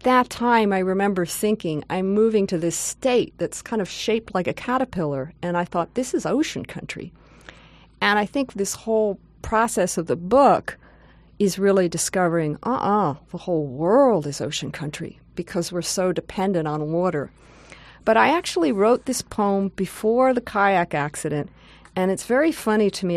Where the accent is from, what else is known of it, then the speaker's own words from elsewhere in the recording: outside New York City, United States; moved away as an adult; now in California, United States; I grew up outside New York City